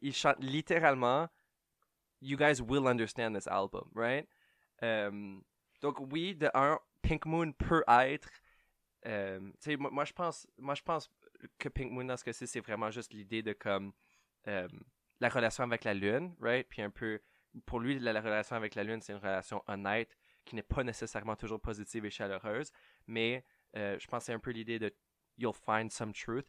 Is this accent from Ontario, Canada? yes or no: yes; Ottawa, Ontario, Canada; je viens d'Ottawa. Euh, je suis franco-ontarien, je ne suis pas new-yorkais